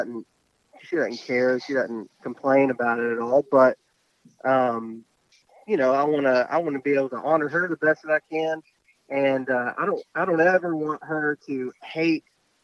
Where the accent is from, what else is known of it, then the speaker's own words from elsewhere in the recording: West Texas, United States; I was raised in West Texas